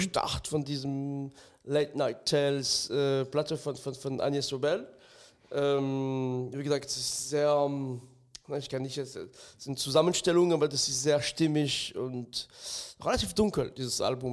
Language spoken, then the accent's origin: German; France; moved away; ich bin im ganz Minidorf in Frankreich aufgewachsen